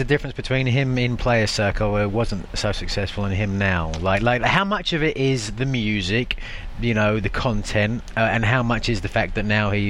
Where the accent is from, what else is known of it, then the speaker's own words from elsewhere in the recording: England, United Kingdom; I'm from England, England.